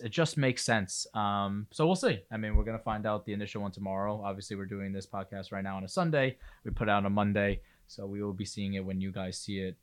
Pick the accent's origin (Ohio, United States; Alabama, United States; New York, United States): New York, United States; obviously I'm a New Yorker